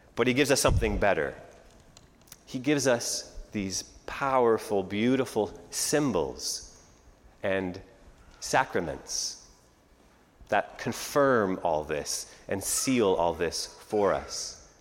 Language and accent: English; Canada; moved away as an adult; now in United States; I was born and raised in Canada